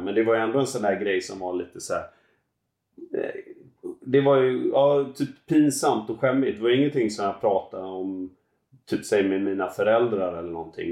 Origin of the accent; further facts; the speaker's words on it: Gothenburg archipelago, Västra Götaland, Sweden; Jag växte upp ute i Göteborgs skärgård.